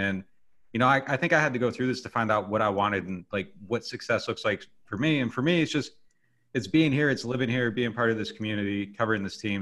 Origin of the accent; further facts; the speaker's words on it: Pennsylvania, United States; moved away as an adult; also born or lived in Boston; now in New Orleans, United States; I was born in Pennsylvania and I lived there